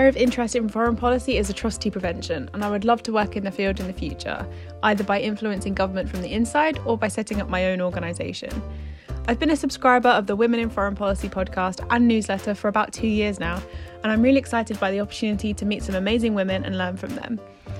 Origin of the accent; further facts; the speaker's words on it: Hertfordshire, East of England, United Kingdom; I'm from Hertfordshire, which is just outside of London. I currently work in London